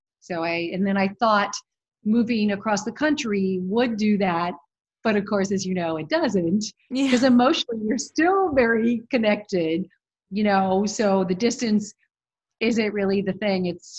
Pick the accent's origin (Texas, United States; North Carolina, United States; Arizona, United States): Arizona, United States; Phoenix; moved away as an adult; now in New York, United States; Phoenix, Arizona. And then went to college at University of Arizona in Tucson, and then graduated and moved to New York.